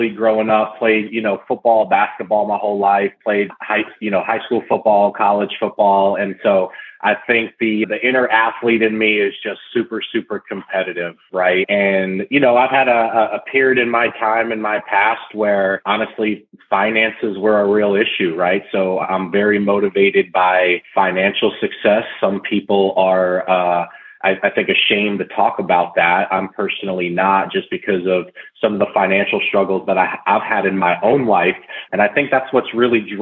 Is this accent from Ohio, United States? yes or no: no; Fairfield County, Connecticut, United States; moved away as an adult; now in Houston, United States; So I was born and raised in Connecticut, right outside of Manhattan, about 50 miles north in Fairfield County, before I ultimately moved to Houston about 7 or 8 years ago.